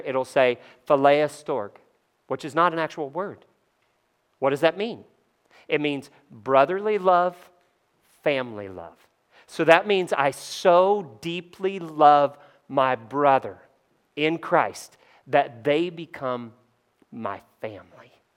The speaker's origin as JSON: {"language": "English", "region": "Kentucky", "country": "United States", "tie": "born or raised there", "said": "I grew up in Kentucky"}